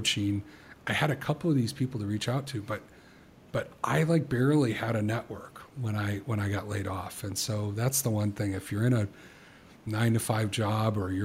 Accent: the South, United States; moved away; I was born in the South

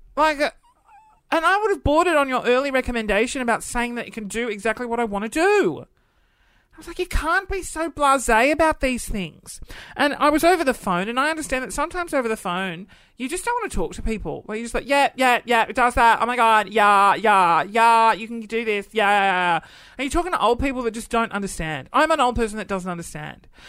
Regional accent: Adelaide, South Australia, Australia; growing up in Adelaide

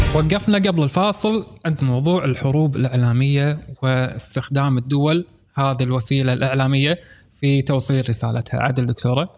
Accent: Kuwait; عندنا في الكويت

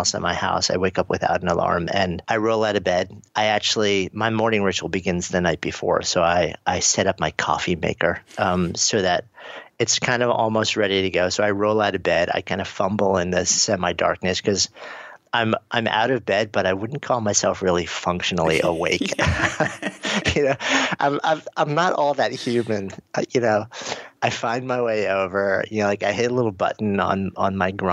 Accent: New York, United States; I'm a New Yorker

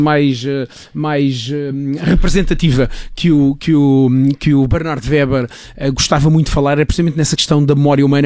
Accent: Luena, Moxico, Angola; now in Portugal; a terra onde eu nasci, Angola

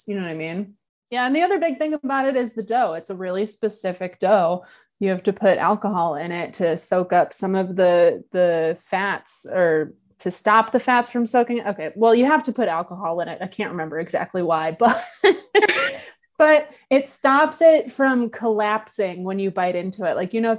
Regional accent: Chicago, Illinois, United States; But I am a Chicagoan, and I love Chicago.

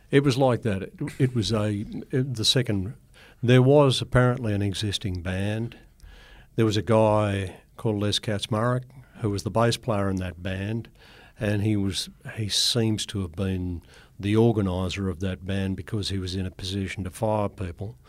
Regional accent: Grafton, New South Wales, Australia; also born or lived in Ayr, Queensland; we moved down to another farm outside Grafton, and that's where I grew up.

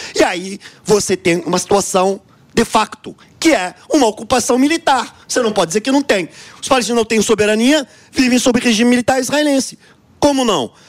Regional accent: Brazil; Eu, como brasileiro de origem

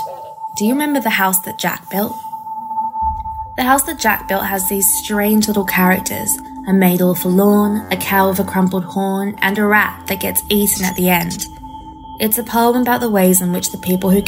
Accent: Western Australia, Australia; I was a mixed-race kid at a majority-white high school in the suburbs of Western Australia

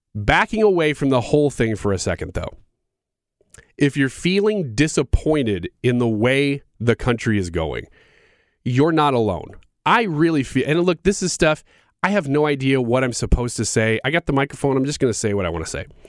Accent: United States; as an American

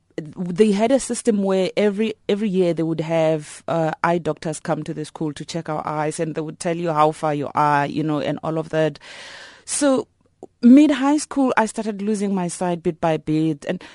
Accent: Elim, Limpopo, South Africa; I'm from Ilim in Limpopo. Yeah, I grew up there, and I was born at the Ilim Hospital.

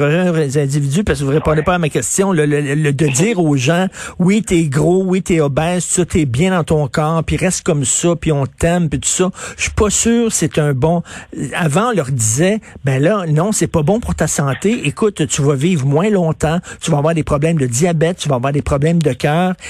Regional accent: Montreal, Quebec, Canada; J'ai grandi à, Verdun, près de Pointe-Saint-Charles

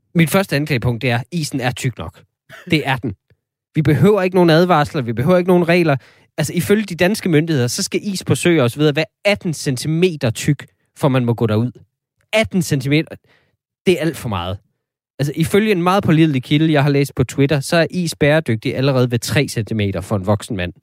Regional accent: North Jutland, North Denmark Region, Denmark; Jeg er selv vokset op

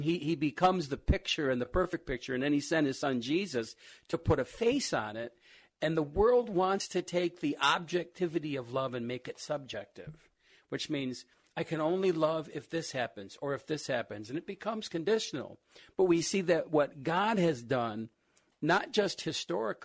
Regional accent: Rochester, United States; I grew up here in Rochester and went to school

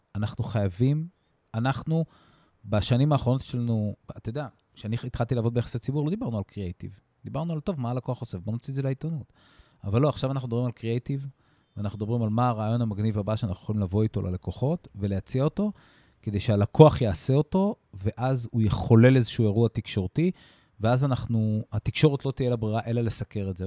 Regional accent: Israel; הערכים שלנו כישראלים

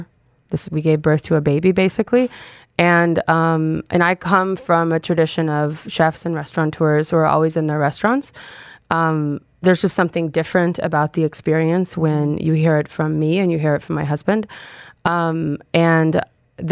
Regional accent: Austin, Texas, United States; moved away as an adult; also born or lived in Mexico; So I'm originally from Texas. I'm originally from Austin. And, you know, anybody who has spent time in Texas or Austin specifically knows that there's tremendous influence of Mexico in that area, in that state. And so I grew up in a family

